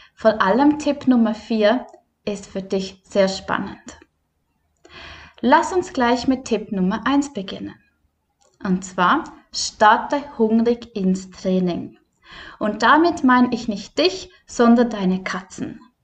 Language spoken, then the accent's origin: German; Switzerland; bei uns in der Schweiz